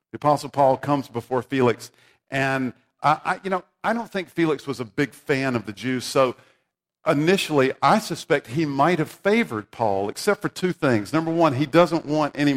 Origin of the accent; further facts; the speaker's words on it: South Carolina, United States; I grew up in South Carolina